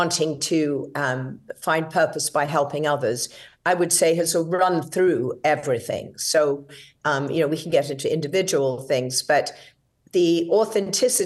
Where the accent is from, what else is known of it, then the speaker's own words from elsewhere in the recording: England, United Kingdom; moved away as an adult; now in United States; as you can hear, I'm British. I was born and raised in England